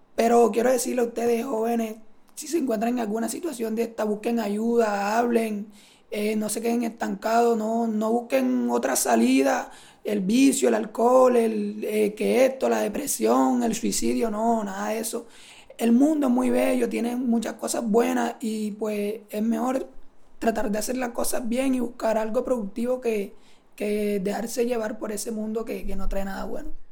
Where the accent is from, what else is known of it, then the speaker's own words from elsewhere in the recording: Sincelejo, Sucre, Colombia; vengo de Cinceleo